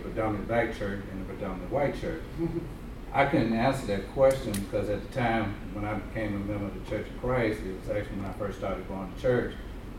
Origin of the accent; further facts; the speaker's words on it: Alabama, United States; I grew up in Alabama